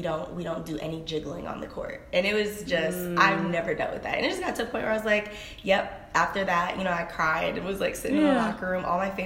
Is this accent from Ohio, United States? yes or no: yes; Cleveland, Ohio, United States; I'm from Cleveland, Ohio